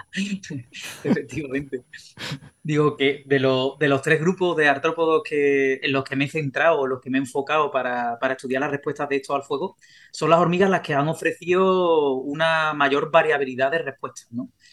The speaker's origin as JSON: {"language": "Spanish", "town": "Sanlúcar de Barrameda", "region": "Andalusia", "country": "Spain", "said": "yo soy de San Lucas de Barrameda."}